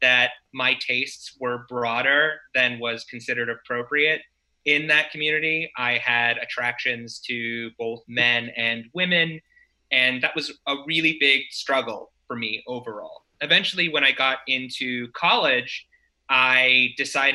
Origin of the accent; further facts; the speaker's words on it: Spokane, Washington, United States; now in San Francisco, United States; I originally grew up in Spokane, Washington